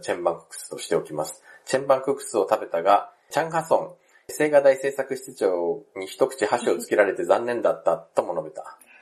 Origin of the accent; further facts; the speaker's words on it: Japan; also born or lived in South Korea; 日本生まれ、韓国在住経験があり、仕事でたまーに行き来している日本人